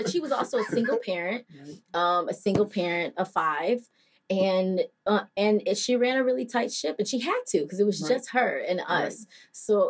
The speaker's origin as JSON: {"language": "English", "region": "Indiana", "country": "United States", "tie": "born or raised there", "also_born_or_lived": "Michigan / Southern California", "moved": "as an adult", "said": "So I moved from Indiana, but I'm not from Indiana. So I was born in Michigan and raised in Northwest Indiana and Southern California. So mm-hmm. I moved around a whole lot. Mm-hmm. And then I moved here when I was 18."}